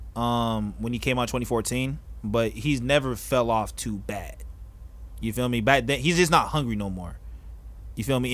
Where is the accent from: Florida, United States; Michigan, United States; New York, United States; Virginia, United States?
Florida, United States; I'm from Florida